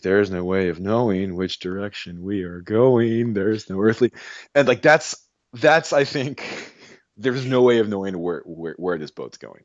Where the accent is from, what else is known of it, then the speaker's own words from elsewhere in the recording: Arizona, United States; I'm from Arizona